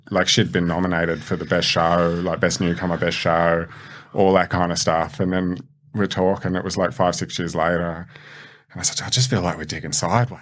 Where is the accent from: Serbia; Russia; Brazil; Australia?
Australia; Blacktown, New South Wales; born or raised there